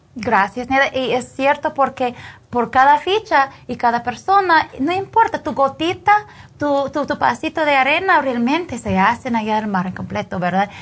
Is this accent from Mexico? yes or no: no; Canada; Spanish is a second language; moved away as an adult; now in Guatemala; yo soy canadiense